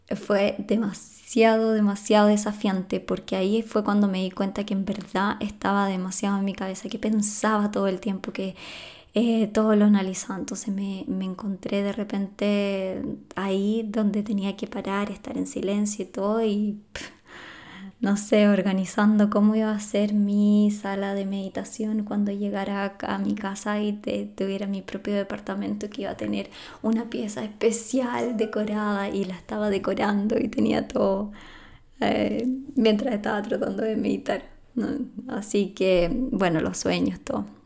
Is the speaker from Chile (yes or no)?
yes; Chile; soy de Chile, de Sudamérica